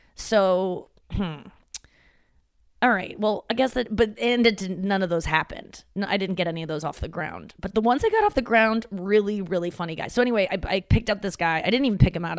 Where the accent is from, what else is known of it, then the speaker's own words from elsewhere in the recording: St. Louis, Missouri, United States; moved away; my hometown.